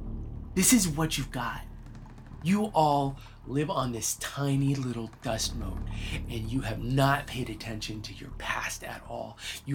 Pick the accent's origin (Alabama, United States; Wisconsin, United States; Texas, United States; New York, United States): Texas, United States; I am from Texas.